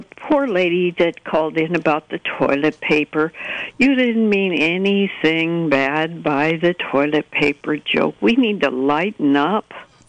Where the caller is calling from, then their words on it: Fort Bragg, California, United States; I'm calling from Fort Bragg